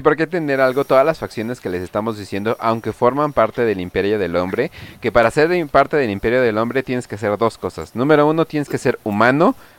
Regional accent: Sinaloa, Mexico; Sinaloa, de donde yo vengo

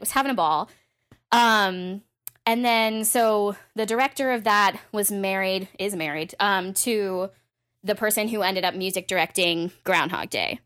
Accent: Massachusetts, United States; I was from Massachusetts, so also, like, in-state was great

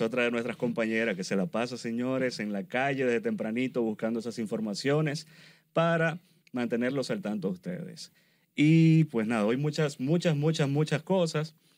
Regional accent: Venezuela; yo soy venezolano

